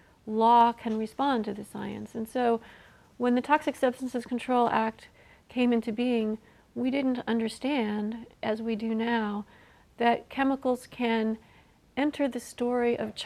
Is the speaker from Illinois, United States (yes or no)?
yes; Illinois, United States; my home state of Illinois